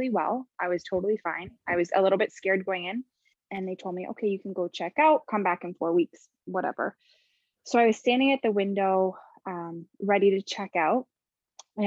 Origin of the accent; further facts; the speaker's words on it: just outside of Toronto, Ontario, Canada; I'm from just outside of Toronto. I grew up in Canada